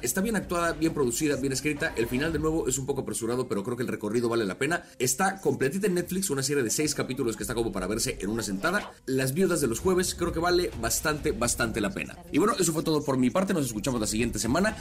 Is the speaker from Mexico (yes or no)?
yes; Mexico; como mexicanos